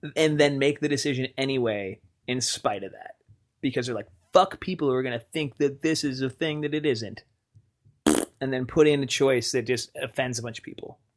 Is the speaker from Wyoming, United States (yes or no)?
yes; Wyoming, United States; my hometown of Wyoming.